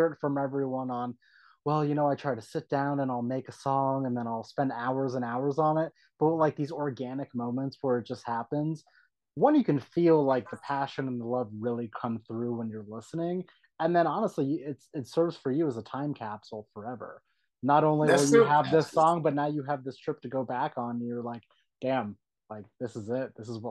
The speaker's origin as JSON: {"language": "English", "town": "San Diego", "region": "California", "country": "United States", "tie": "born or raised there", "lives_now": "Calabasas, United States", "said": "I was born and raised in San Diego."}